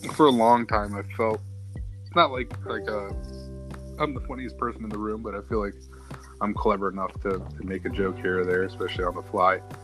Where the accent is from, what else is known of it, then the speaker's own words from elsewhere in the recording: Manassas, Virginia, United States; also born or lived in Danville, Virginia; I'm from Manassas, Virginia. Grew up here since I was about four years old